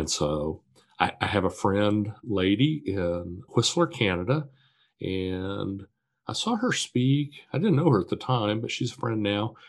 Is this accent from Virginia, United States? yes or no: no; Wichita, Kansas, United States; I was born and raised in Wichita, Kansas